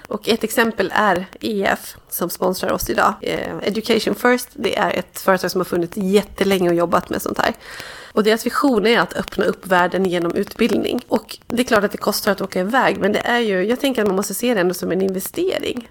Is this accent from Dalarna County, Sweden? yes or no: yes; Dalarna County, Sweden; now in Stockholm, Sweden; min egen uppväxt och där jag kommer från